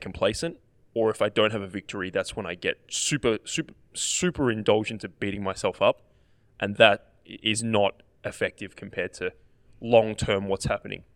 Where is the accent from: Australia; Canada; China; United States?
Australia; as an Australian player